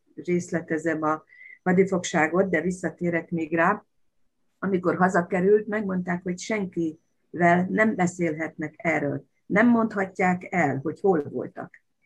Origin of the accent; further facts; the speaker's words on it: Baja, Bács-Kiskun, Hungary; Annak idején gyerekkoromban Baján, ahol laktunk